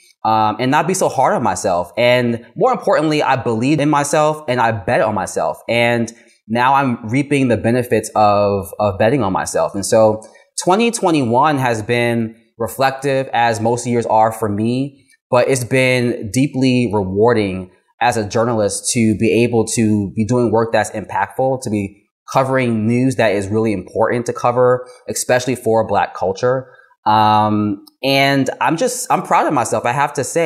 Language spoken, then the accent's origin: English; Brooklyn, New York, United States; now in Washington, D.C., United States; being a Black queer boy growing up in Brooklyn